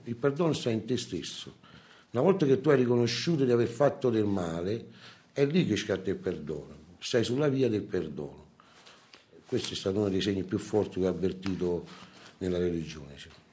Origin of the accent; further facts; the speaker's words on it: Naples, Campania, Italy; A Napoli, io sono napoletano